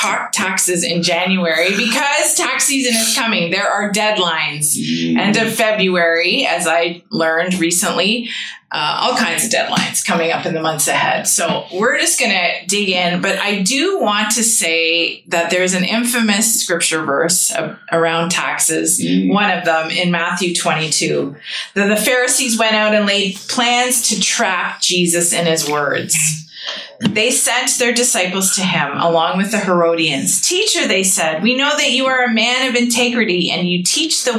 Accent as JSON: {"language": "English", "country": "Canada", "said": "a Canadian citizen in our nation"}